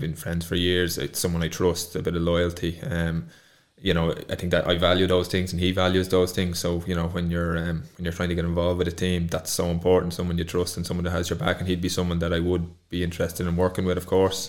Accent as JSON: {"language": "English", "area": "Kildare", "region": "Leinster", "country": "Ireland", "also_born_or_lived": "Cork", "moved": "as an adult", "said": "I was from Kildare and not Dublin"}